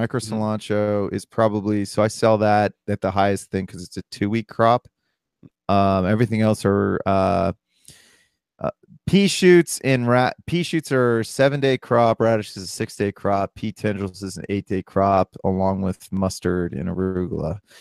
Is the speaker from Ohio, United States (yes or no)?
yes; Columbus, Ohio, United States; I'm from Columbus, Ohio